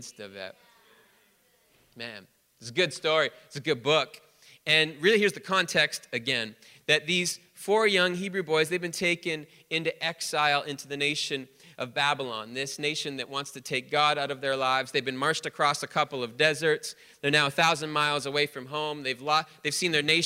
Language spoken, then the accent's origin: English; Canada; we're Canadian.